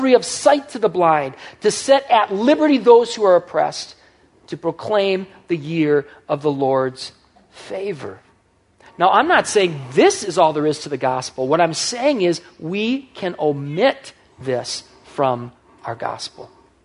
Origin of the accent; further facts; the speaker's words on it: United States; as an American teenager, as I was growing up